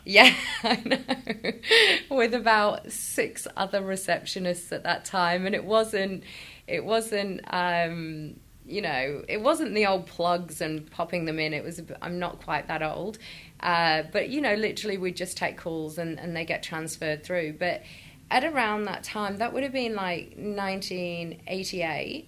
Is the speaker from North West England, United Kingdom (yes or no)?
yes; Chester, North West England, United Kingdom; moved away; I'm from Chester, right, which is in the middle of Liverpool and Manchester.